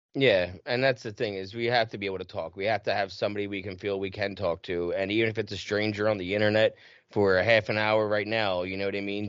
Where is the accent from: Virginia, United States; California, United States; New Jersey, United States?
New Jersey, United States; right outside of Philadelphia; i'm born and raised in south jersey right outside of philly